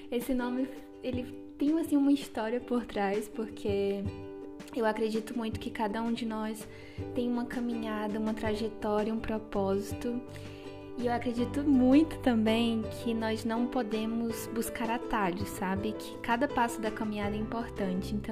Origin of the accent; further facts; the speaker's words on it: Acre, Brazil; moved away as an adult; now in Joinville, Brazil; eu sou acriana. Sim, eu sou do Acre, o Acre existe.